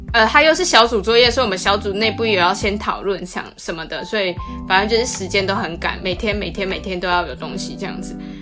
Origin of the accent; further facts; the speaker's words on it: Taiwan; also born or lived in Netherlands; 我台湾人听不懂荷兰文啊